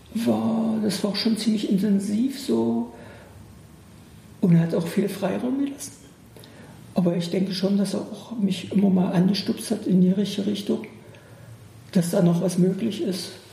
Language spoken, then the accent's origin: German; Bernburg, Saxony-Anhalt, Germany; moved away; ich bin aus Bernburg, so eine große Garnisons, sowjetische Garnisonsstadt, fast ja, so ungefähr. Riesige Russenkaserne. Wir sind mit den Menschen groß geworden